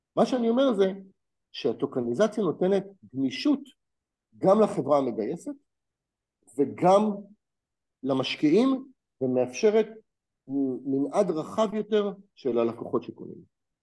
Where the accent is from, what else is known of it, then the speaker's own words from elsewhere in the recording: Israel; אני כישראלי